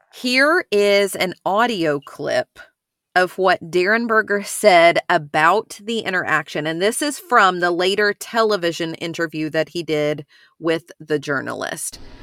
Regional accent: Ashland, Kentucky, United States; where I grew up in Ashland is part of this tri-state area of Kentucky, Ohio, West Virginia altogether

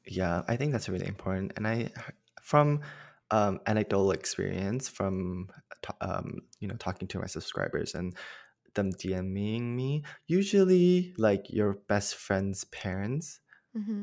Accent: Malaysia; moved away as an adult; now in Los Angeles, United States; I'm from Malaysia originally. And growing up, I always knew that I was gay but mm-hmm. in Malaysia

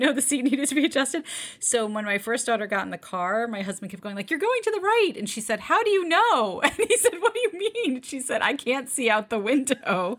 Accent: New York, United States; born or raised there; also born or lived in Detroit, Michigan

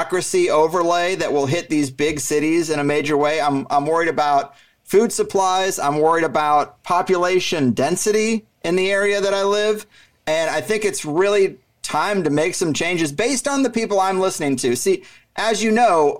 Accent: Missouri, United States; moved away as an adult; now in San Diego, United States; I grew up in Missouri

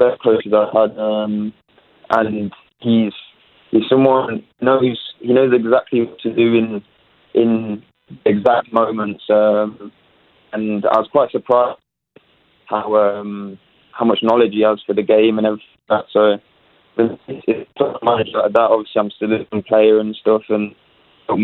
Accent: Leicester, East Midlands, United Kingdom; moved away as an adult; now in Winnipeg, Canada; I'm from Leicester

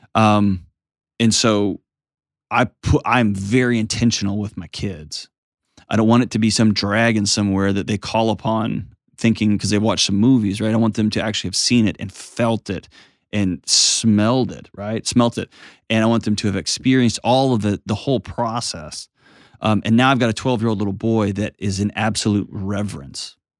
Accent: Texas, United States; I'm a Texan

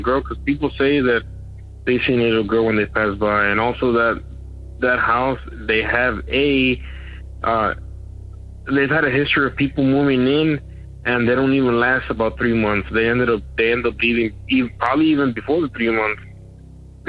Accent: Eagle Pass, Texas, United States; I'm from the Eagle Pass area, Eagle Pass, Texas

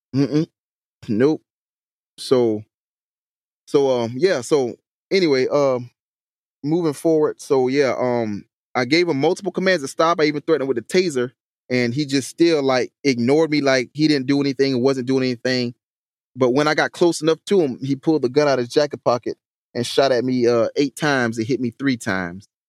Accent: Hampton, South Carolina, United States; the city of Hampton, my hometown

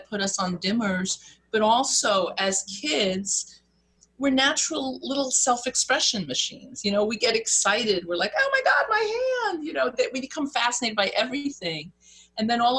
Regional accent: New York, United States; I'm from New York, so we speak twice as fast

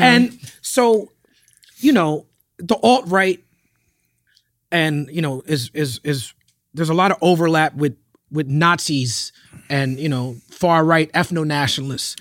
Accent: New York, United States; Me growing up in New York

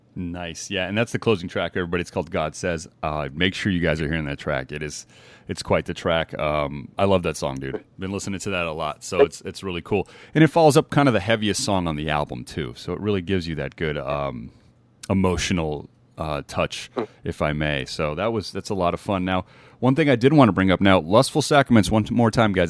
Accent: Las Vegas, Nevada, United States; growing up in Vegas

